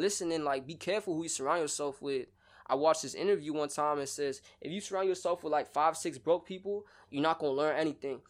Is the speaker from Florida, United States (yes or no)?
yes; Broward County, Florida, United States; also born or lived in Sarasota; I'm from the Broward County area